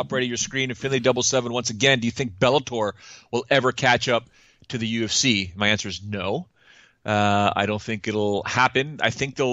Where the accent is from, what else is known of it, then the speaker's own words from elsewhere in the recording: Toronto, Ontario, Canada; I'm born and raised in Toronto.